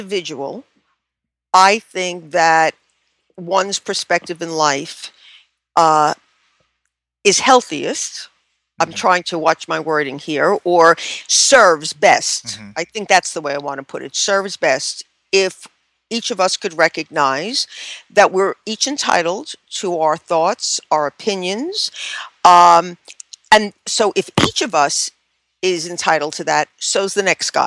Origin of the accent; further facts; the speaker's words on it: New York, United States; I come from New York